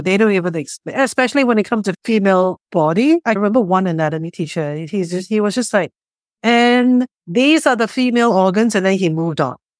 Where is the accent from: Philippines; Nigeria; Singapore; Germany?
Singapore; moved away; I grew up in Singapore